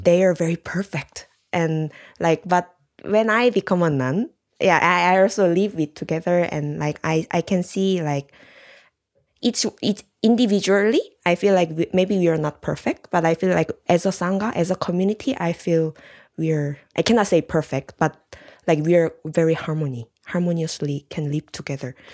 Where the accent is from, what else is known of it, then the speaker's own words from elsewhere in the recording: South Korea; moved away; I'm from Korea